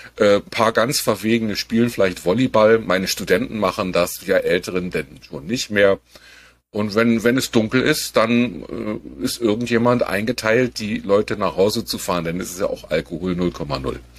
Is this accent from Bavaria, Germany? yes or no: no; Berlin, Germany; als Berliner